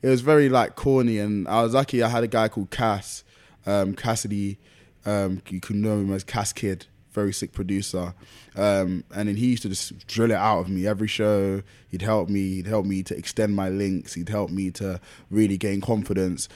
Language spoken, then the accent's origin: English; London, United Kingdom; I was born and raised in Lewisham